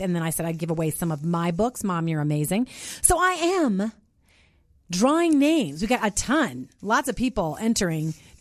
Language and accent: English; Minnesota, United States; now in Colorado, United States; I live up in the mountains in Colorado. And I grew up in Minnesota